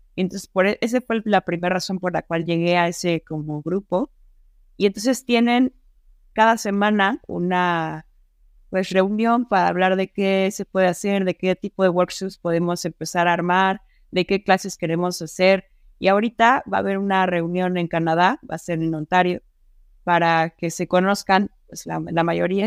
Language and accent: Spanish; Mexico; acá en México